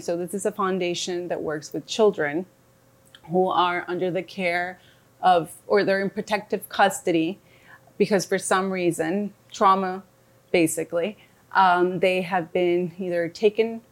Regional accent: Bogotá, Colombia; I am from Bogota, Colombia, and I am a psychologist right now there

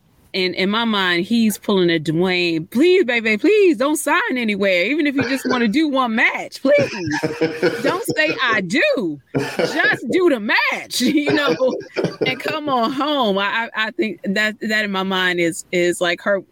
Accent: Baltimore, Maryland, United States; I'm from Baltimore. We are a wrestling city

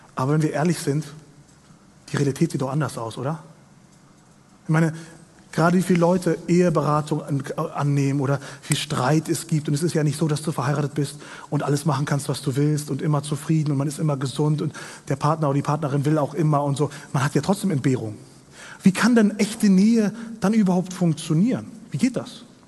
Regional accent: Kazakhstan; moved away; ich komme aus Kasachstan, aus einer kleinen Provinz, ein bisschen weiter östlich von Deutschland.

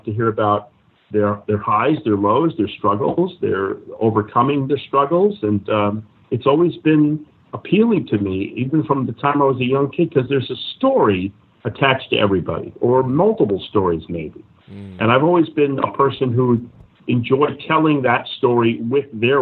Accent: Miami, Florida, United States; moved away as an adult; now in Los Angeles, United States; for the CBS affiliate in Miami, my hometown.

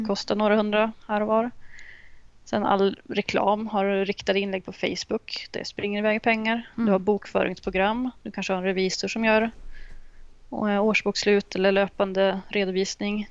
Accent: Uppsala, Uppsala County, Sweden; moved away as an adult; now in Jönköping, Sweden; från Uppsala ursprungligen så att jag skulle väl nästan säga att jag är Uppsalabo fortfarande. Men, men jag flyttade till Jönköping för ett år sedan

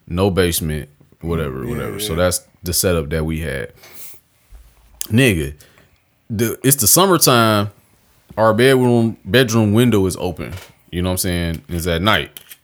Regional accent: Detroit, Michigan, United States; I'm from Detroit City

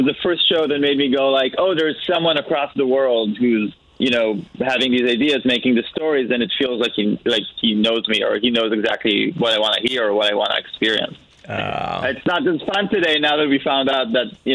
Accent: Israel; moved away as an adult; also born or lived in New York, United States / Berlin, Germany / Tel Aviv, Israel; now in Los Angeles, United States; I was born in Israel 36 and a half years ago. We moved to Los Angeles when I was two. We hung around here for a few years. Then we moved back to Israel for most of my life. I did 5 years in the army. I did my college there.

